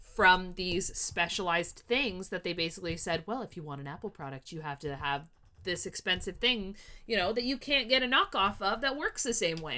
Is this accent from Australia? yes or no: no; Canada; I'm Canadian